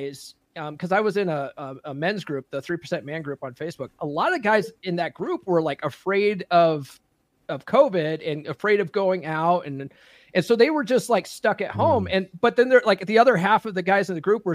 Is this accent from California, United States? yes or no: no; Conifer, Colorado, United States; where I grew up in Conifer, Colorado, and it was very small area there.